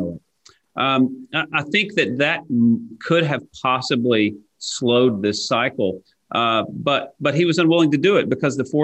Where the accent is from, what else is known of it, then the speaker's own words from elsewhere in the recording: East Tennessee, United States; same place I grew up in East Tennessee